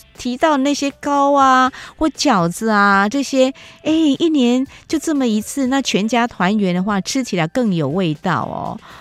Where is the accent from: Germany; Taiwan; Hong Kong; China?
Taiwan; 像我们台湾这边哦，我小时候也会蒸年糕